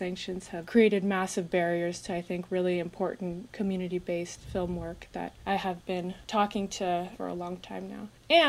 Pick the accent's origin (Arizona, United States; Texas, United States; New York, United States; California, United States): California, United States; My dad is a white man from the south in the US. My mom is Iranian from Iran. I grew up in California